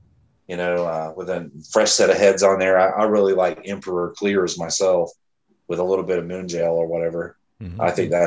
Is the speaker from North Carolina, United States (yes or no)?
yes; Fayetteville, North Carolina, United States; moved away as an adult; now in Greenville, United States; I'm originally from Fayetteville, North Carolina.